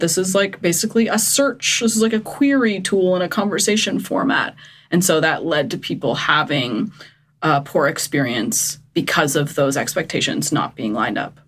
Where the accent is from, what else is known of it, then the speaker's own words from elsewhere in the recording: Eastern Canada, Canada; I'm from Eastern Canada where we would have like a huge pot on the beach full of 40 lobsters